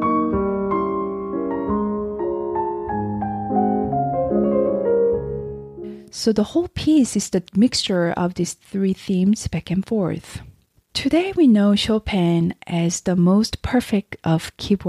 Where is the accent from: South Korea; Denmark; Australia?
South Korea; now in United States; I'm originally from South Korea, but now I'm living in America. I visit Korea at least once a year to visit my family and just to be around the culture and the food that I grew up with.